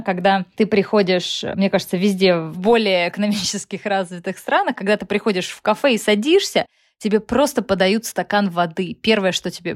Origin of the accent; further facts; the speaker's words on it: Russia; now in United States; мне с моим российским сознанием